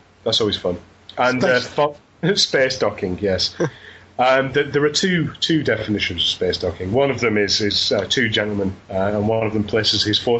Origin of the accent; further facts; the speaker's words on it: Burnley, North West England, United Kingdom; I'm from Burnley.